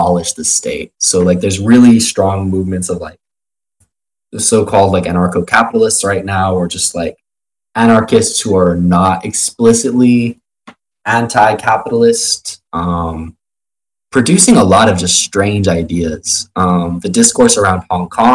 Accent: Arizona, United States; I grew up in Arizona, like, positively surrounded by, like, right-wing libertarians

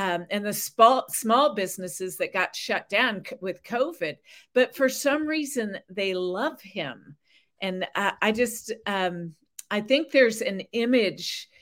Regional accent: California, United States; as a Californian

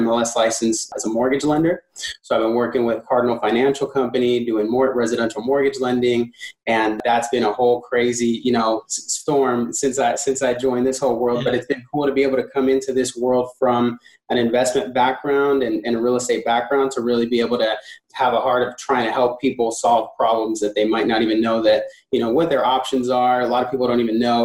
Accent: San Diego, California, United States; I'm from San Diego, California, actually. I was born and raised here in San Diego

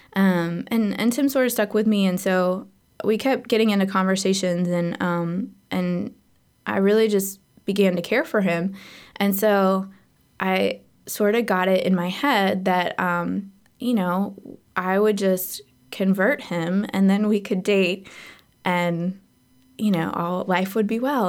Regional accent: Seattle, Washington, United States; I was born in Seattle

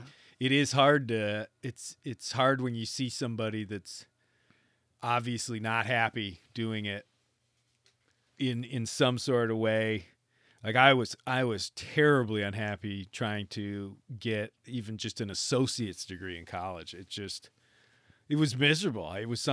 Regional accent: Michigan, United States; I do remember growing up in Northern Michigan

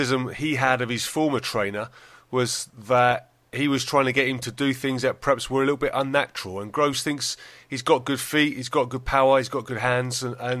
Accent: Dartford, South East England, United Kingdom; my hometown of Dartford

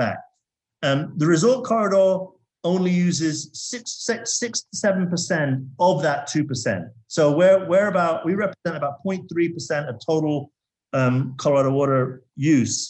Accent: Zambia; now in Las Vegas, United States; I grew up in Zambia in Africa, and I saw quite a lot of poverty and pollution around me. I grew up in a mining town in Zambia

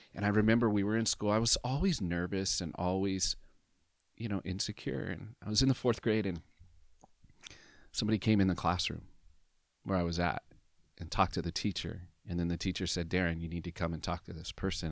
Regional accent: Southern Oregon, United States; in Southern Oregon, for my whole life

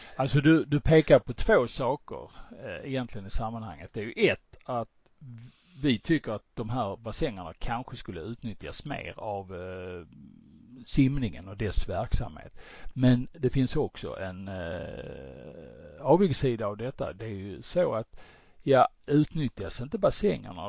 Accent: Sweden; vi svenskar

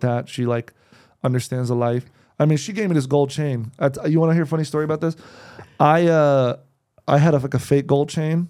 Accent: New Jersey, United States; also born or lived in New York; now in Los Angeles, United States; I was born in New Jersey

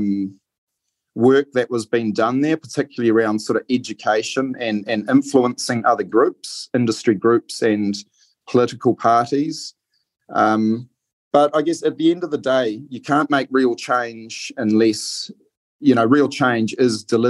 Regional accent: Whangarei, Northland, New Zealand; also born or lived in Lincoln; I'm originally from Whangarei, born and bred on a dairy farm up there.

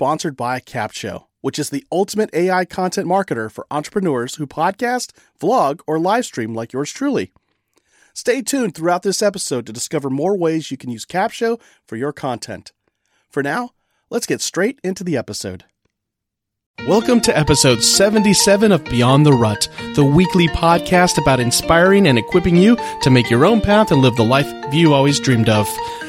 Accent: California, United States; moved away; my home state, California.

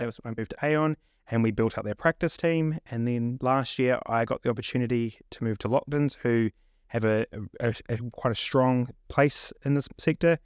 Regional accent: New Zealand; moved away as an adult; also born or lived in Melbourne, Australia; now in London, United Kingdom; born and raised in New Zealand

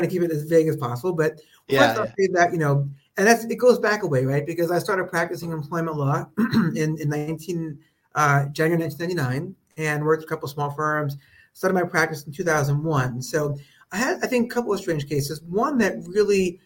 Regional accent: Long Island, New York, United States; also born or lived in Brooklyn, New York; my parents moved to Long Island when I was a kid. So I grew up in a suburb of New York

